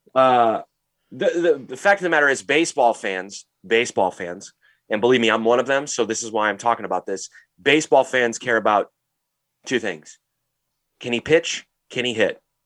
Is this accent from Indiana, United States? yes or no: no; St. Louis, Missouri, United States; we're from Saint Louis, Missouri